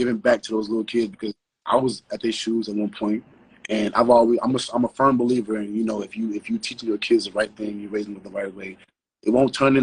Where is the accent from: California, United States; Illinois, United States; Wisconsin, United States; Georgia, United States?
Illinois, United States; Chicago; From the west side of Chicago